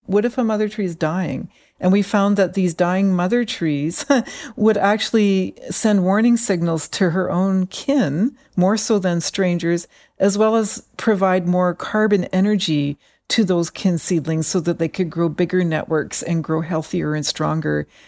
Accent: British Columbia inland rainforest, Canada; I grew up in what are called the inland rainforests

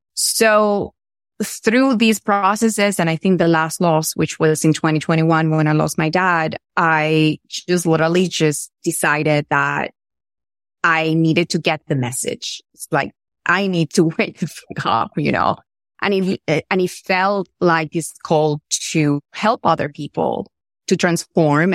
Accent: Venezuela; I'm from Venezuela

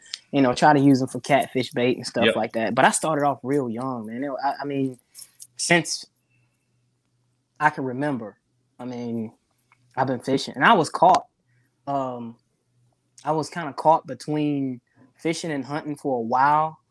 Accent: South Carolina, United States; moved away as an adult; now in Gulfport, United States; I'm from South Carolina originally, born and raised. And I migrated here I think it was 2010, the end of 2010 after I graduated.

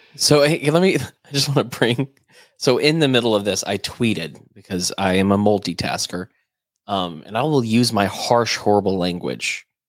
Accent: United States

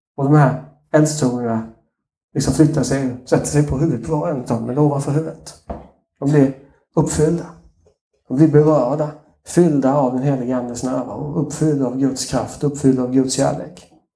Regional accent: Småland, Sweden; accent: Småländska; min småländska avslöjar mig lite grann

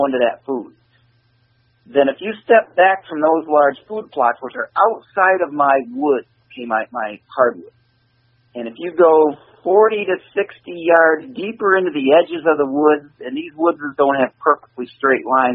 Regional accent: Michigan, United States; we're from Michigan

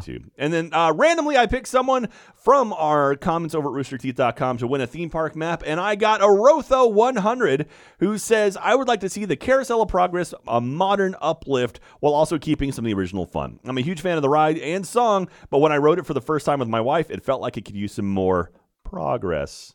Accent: United States; I'm an American in Paris.

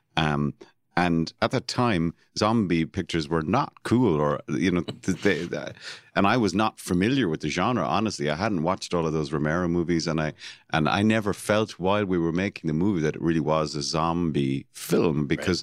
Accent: Cork, Munster, Ireland; I was born and raised in Cork City

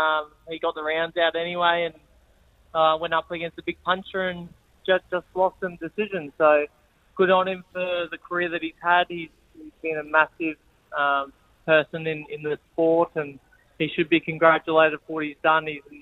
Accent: Brisbane, Queensland, Australia; I love fighting in my hometown and having that home support and being able to drive from home to the fight.

